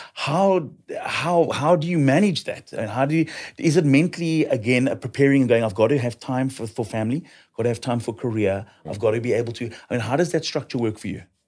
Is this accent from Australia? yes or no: no; South Africa; as a South African